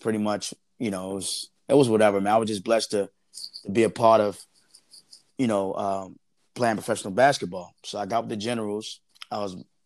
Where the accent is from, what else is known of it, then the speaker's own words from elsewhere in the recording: Baltimore, Maryland, United States; Born and raised in Baltimore, Maryland. Grew up in McCullough Home Projects, one of the dangerous neighborhoods in Baltimore City.